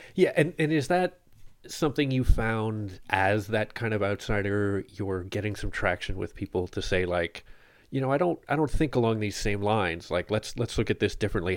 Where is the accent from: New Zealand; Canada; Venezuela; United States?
Canada; Ottawa, Ontario; I grew up in Bar Haven